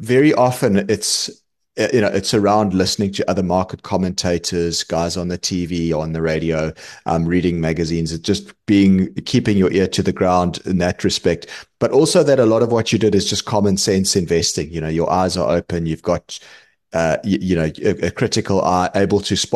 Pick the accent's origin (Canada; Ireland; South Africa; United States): South Africa; being a South African investor